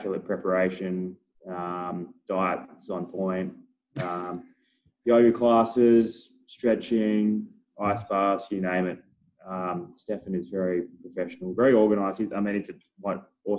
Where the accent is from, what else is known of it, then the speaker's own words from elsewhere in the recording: Perth, Western Australia, Australia; I'm from Perth, so I'm a West Coast man.